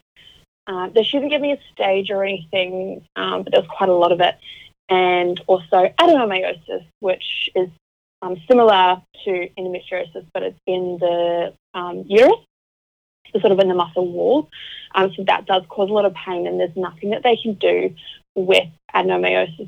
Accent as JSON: {"language": "English", "region": "Auckland", "country": "New Zealand", "moved": "as an adult", "lives_now": "Melbourne, Australia", "said": "I'm originally from Auckland in New Zealand, but I'm now living in Melbourne with my husband"}